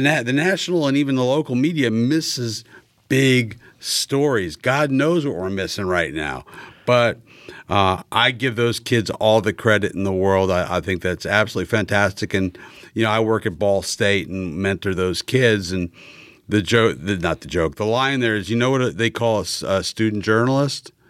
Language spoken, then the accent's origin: English; New York, United States; moved away as an adult; now in Indianapolis, United States; I grew up in New York